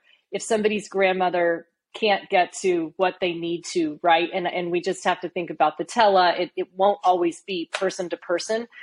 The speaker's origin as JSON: {"language": "English", "region": "Oklahoma", "country": "United States", "said": "I'm from Oklahoma."}